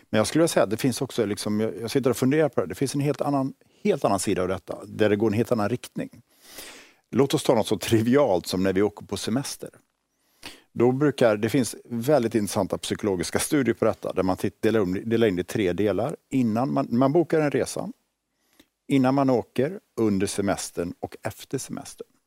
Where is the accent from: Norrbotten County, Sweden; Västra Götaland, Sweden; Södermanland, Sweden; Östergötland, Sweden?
Västra Götaland, Sweden; Borås; Jag växte upp i Borås, i liksom